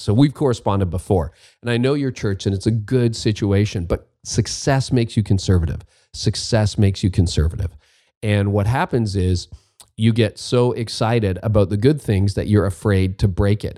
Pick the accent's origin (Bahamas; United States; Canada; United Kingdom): Canada; as a Canadian, a, a non-Oregonian